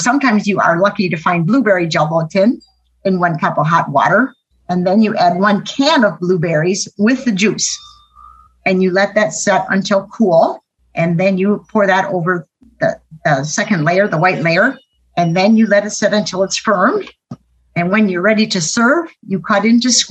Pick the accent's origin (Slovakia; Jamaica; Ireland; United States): United States; Arcadia, Wisconsin; I'm from Arcadia, Wisconsin.